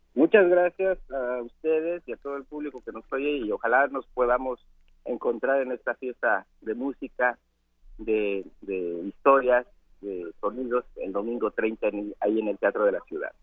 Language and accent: Spanish; Mixteca, Mexico; yo soy de la Mixteca